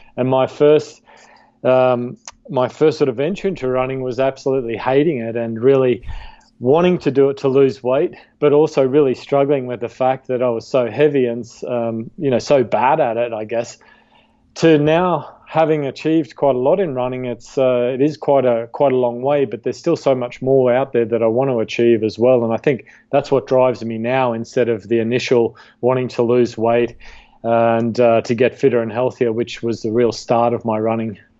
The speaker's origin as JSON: {"language": "English", "country": "Australia", "tie": "born or raised there", "said": "I was a competitive uh, cricket player, golf player, and hockey player where I grew up in Australia uh, as a kid"}